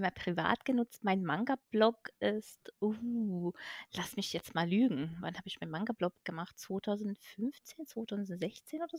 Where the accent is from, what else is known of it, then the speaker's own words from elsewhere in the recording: Hungary; now in Germany; beziehungsweise ich komme halt aus Ungarn, da hieß es RTL Club. Da lief ein bisschen andere Anime als hier in Deutschland